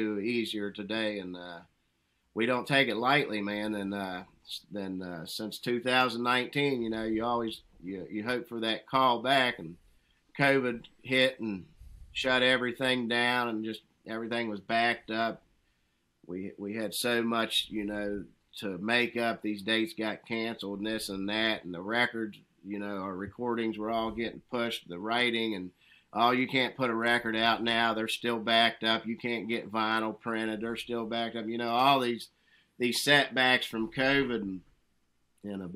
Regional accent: West Virginia, United States; growing up in these hills and hollers up here

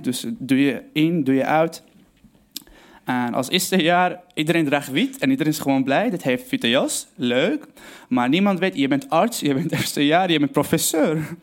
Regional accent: Aleppo, Aleppo Governorate, Syria; Dutch is a second language; moved away as an adult; now in Netherlands; ik kom uit Syrië, Aleppo. Ik ben gewoon, eh, geboren in 1994, dus ik ga allemaal het Nederlands proberen. Ik ben geboren in Aleppo, gewoon voor een lieve familie. Uh, eh, we waren gewoon opgegroeid

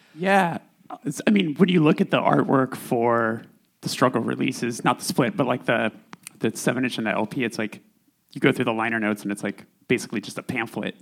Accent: California, United States; I'm from California

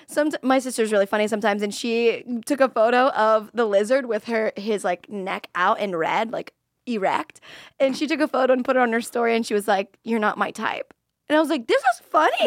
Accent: Florida, United States; I'm from Florida

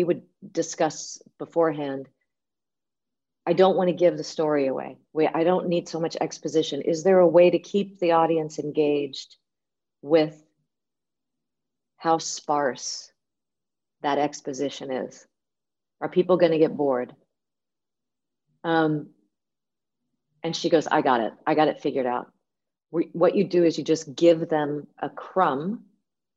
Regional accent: United States; Me being an American

